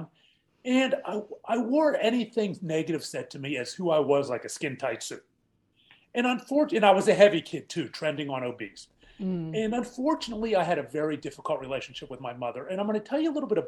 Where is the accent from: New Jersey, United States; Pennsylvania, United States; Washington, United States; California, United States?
Pennsylvania, United States; Pittsburgh; I grew up in Pittsburgh, Pennsylvania